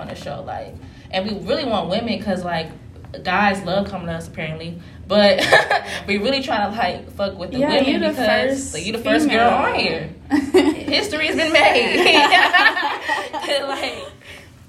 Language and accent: English; New Jersey, United States; they know I'm from Jersey.